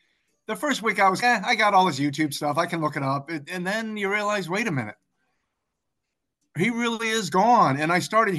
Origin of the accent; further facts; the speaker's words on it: East Coast, United States; moved away as an adult; also born or lived in Africa; now in London, United Kingdom; I grew up on the East Coast of the U.S., just south of Washington, D.C. I am currently living in London.